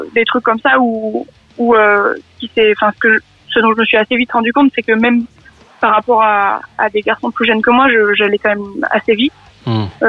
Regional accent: Montélimar, Auvergne-Rhône-Alpes, France; moved away as an adult; also born or lived in Grenoble; now in Bobigny, France; je viens de la Drôme, de Montélimar

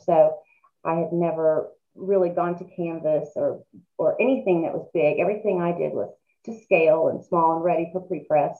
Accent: Muskogee, Oklahoma, United States; moved away as an adult; also born or lived in Atlanta; We moved back from Atlanta and to Muskogee

